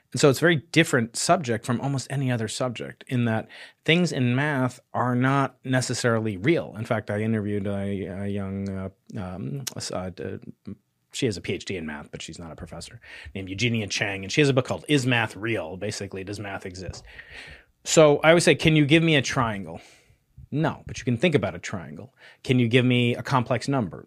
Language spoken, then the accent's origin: English; New York, United States; moved away; as a New Yorker